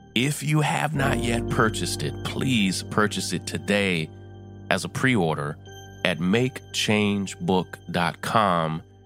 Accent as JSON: {"language": "English", "town": "Versailles", "region": "Kentucky", "country": "United States", "tie": "born or raised there", "said": "my hometown"}